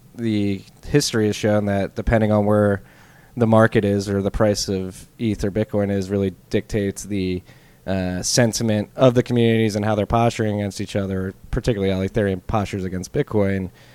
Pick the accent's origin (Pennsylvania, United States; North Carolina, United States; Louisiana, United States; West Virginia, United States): Pennsylvania, United States; Philadelphia; I am at least, from the Philadelphia area.